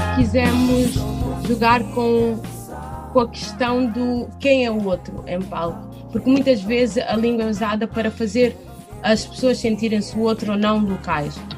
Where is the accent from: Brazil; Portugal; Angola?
Portugal; also born or lived in Cape Verde; apesar de eu ter nascido em, em Cabo Verde, eu cresci em Portugal.